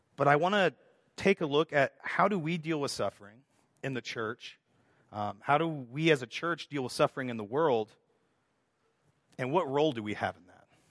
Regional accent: Texas, United States; moved away; also born or lived in Estonia; I grew up in Texas

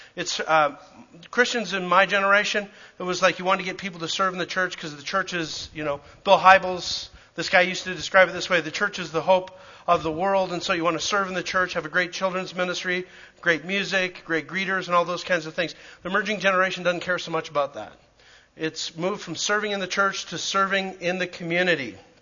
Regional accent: Calgary, Alberta, Canada; moved away; I grew up in Calgary.

